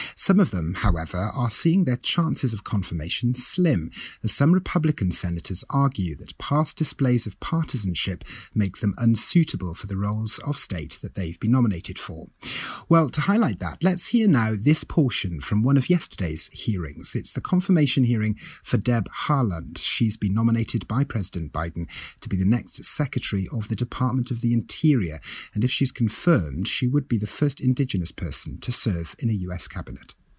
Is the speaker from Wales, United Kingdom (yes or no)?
yes; Wales, United Kingdom; as a fellow Welsh person